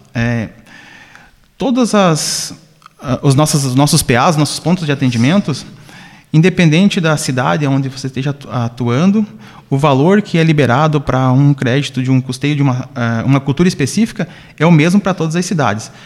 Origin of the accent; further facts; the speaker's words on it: Campo Belo do Sul, Santa Catarina, Brazil; now in São José do Cerrito, Brazil; sou natural de Campo Belo do Sul, moro já há alguns anos aqui em São José do Cerrito